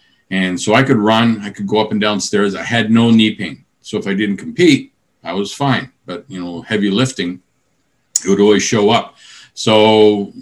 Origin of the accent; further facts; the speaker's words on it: British Columbia, Canada; moved away; I'm originally from British Columbia